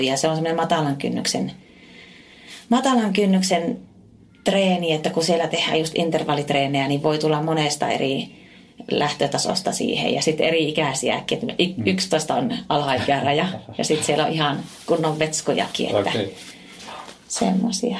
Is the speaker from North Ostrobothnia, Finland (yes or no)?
yes; Oulu, North Ostrobothnia, Finland; aika paljon teen semmoisia hommia tuolla kotipuolessa Oulussa